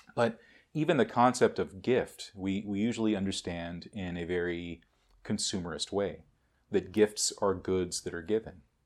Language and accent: English; United States; American Buddhists